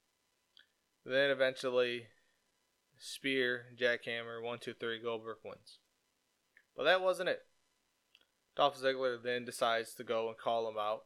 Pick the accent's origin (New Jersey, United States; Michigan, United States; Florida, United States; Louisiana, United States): Michigan, United States; Detroit; my hometown, the go-home show in Detroit.